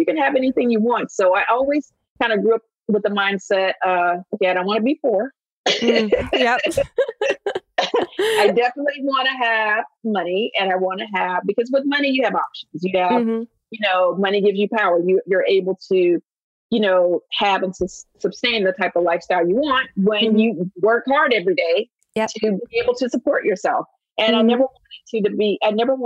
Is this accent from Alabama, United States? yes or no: yes; Alabama, United States; moved away; I grew up poor in Alabama